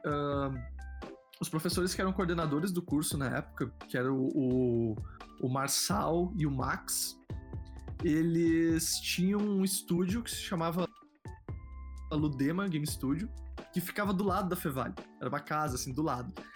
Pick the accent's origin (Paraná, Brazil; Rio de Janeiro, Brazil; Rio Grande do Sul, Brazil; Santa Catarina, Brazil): Rio Grande do Sul, Brazil; moved away; Eu sou do Rio Grande do Sul, né? morava no Rio Grande do Sul